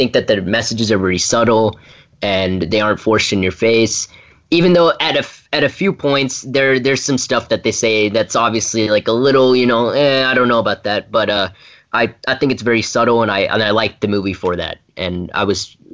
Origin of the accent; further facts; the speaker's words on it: Brentwood, Tennessee, United States; from Brentwood, Tennessee, and you're listening to Kids First Coming Attractions.